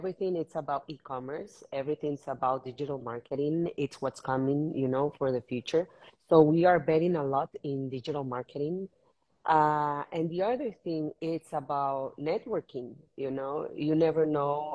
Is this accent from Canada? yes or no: no; Managua, Nicaragua; also born or lived in Argentina / New York; now in Miami, United States; I'm Managua born from Nicaragua. I'm Miami based in the last 4 years.